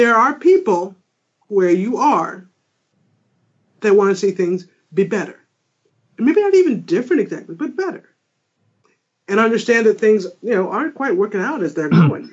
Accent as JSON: {"language": "English", "region": "New England", "country": "United States", "moved": "yes", "lives_now": "Michigan, United States", "said": "I'm from New England"}